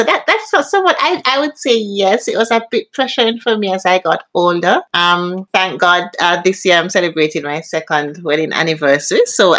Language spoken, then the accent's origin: English; Jamaica; I grew up in Jamaica